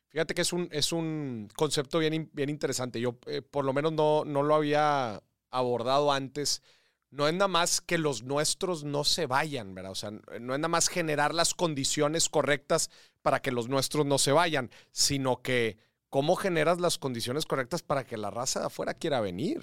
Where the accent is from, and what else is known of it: Mexico